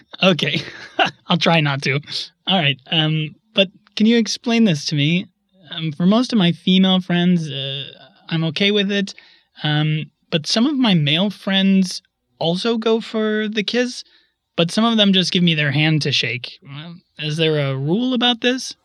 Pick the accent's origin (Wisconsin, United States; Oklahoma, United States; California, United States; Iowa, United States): Wisconsin, United States; now in Berlin, Germany; I'm from Wisconsin. I live in Berlin